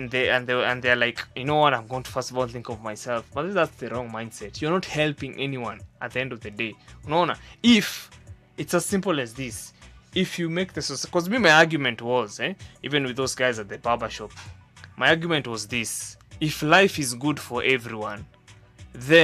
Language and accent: English; Central Province, Kenya; I come from Central, so the people that I am around are mostly the people from the tribe people from, I mean, the Kikuyus and all those people from Central